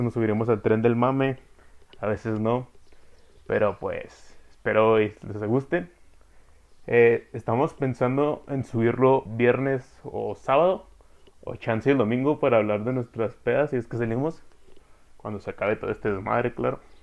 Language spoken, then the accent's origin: Spanish; Chihuahua, Mexico; dos norteños. Somos de Chihuahua.